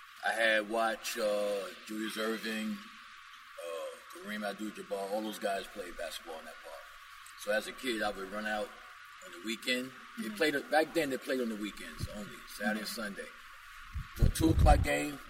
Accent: New York City, New York, United States; I love New York. I'm actually a New Yorker

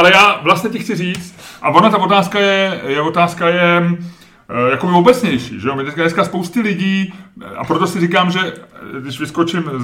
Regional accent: Lazio, Italy; accent: Roman; Czech is a second language; now in Czech Republic; Já mám vyloženě jako z oblasti Říma a tak. Já jsem v střední Itálie, je, moje, je můj region.

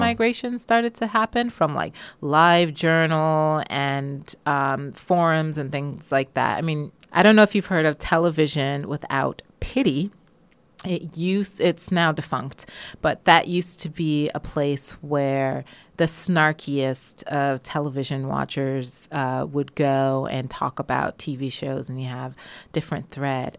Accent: United States; also born or lived in Jamaica; now in United Kingdom; I grew up um, with African-American culture and history

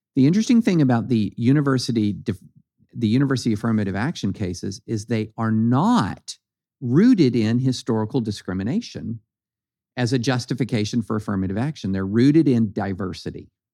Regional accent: eastern Kentucky, United States; eastern Kentucky where I grew up in Kentucky

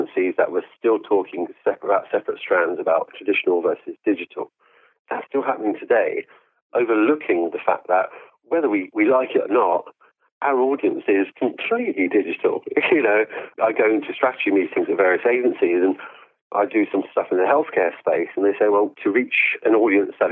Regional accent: London, United Kingdom; My parents came to this country in the 1970s from East Africa.

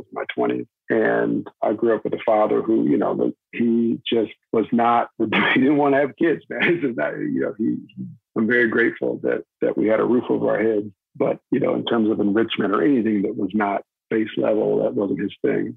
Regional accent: right outside of Dallas, North Texas, United States; also born or lived in Daytona Beach, Florida; my father and I moved to North Texas, right outside of Dallas

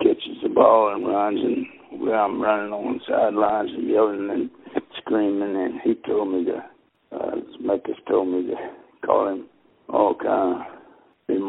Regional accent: the South, United States; I'm born and raised in the South

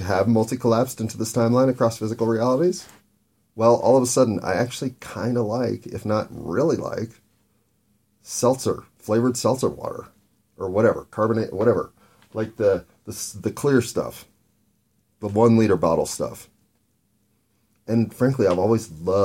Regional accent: United States; as an American

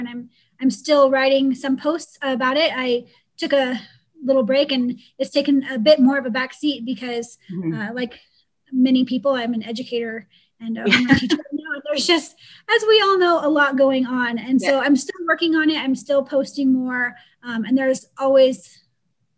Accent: Pacific Northwest, United States; moved away as an adult; also born or lived in Georgia; I'm from the Pacific Northwest

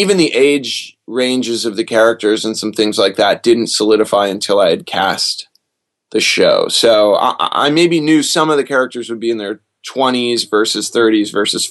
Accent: Detroit, Michigan, United States; born there; also born or lived in Lexington / Augusta / Anniston / Kingsland; Well, I was born in Detroit, and then I moved to Lexington, Kentucky, where my dad was finishing college, and then Augusta, Georgia, Anniston, Alabama, Kingsland, Georgia, Concord, California

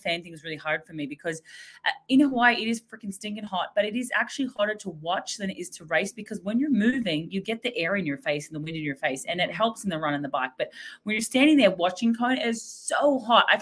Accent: Australia; Being Aussie

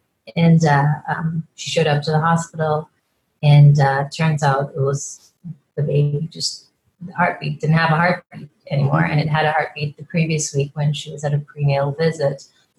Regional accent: Guyana; born there; I was born in Guyana. Guyana is the only English speaking country in South America, and it used to be British Guiana

